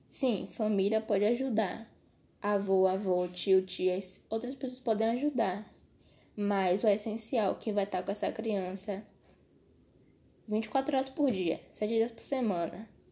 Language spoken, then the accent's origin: Portuguese; Brazil; sendo brasileiro